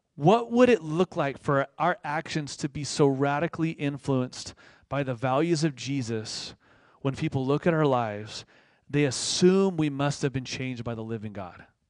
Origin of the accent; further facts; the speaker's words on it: Moorpark, California, United States; also born or lived in East Los Angeles, California; I was born in East L A, but I grew up in the suburbs, okay? I grew up in Moore Park.